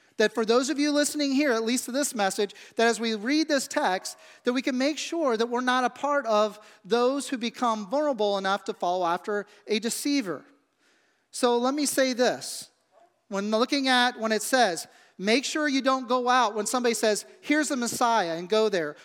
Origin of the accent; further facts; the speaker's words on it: Midwest, United States; growing up in the Midwest where I grew up